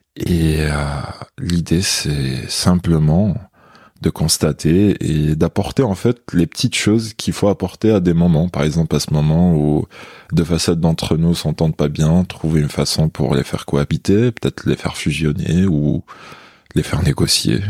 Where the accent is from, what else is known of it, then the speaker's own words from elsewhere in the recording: Béjaïa, Béjaïa Province, Algeria; French is a second language; moved away as an adult; also born or lived in Toulouse, France; now in Paris, France; j'étais en Algérie. Je suis né à Béjaïa, c'est une ville côtière en Kabylie